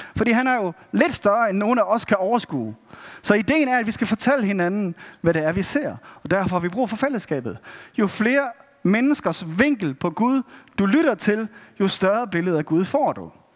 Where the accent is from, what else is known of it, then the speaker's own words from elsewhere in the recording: Denmark; som danskere